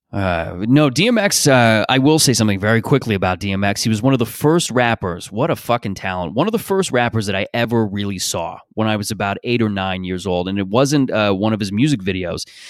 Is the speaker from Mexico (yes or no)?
no; Canada; I grew up in Canada